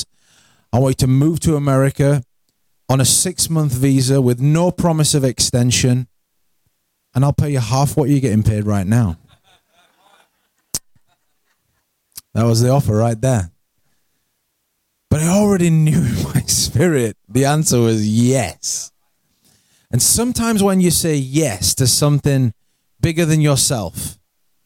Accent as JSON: {"language": "English", "region": "Yorkshire and the Humber", "country": "United Kingdom", "tie": "born or raised there", "moved": "as an adult", "said": "I'm from England. I grew up in England. I'm in from a place called South Yorkshire."}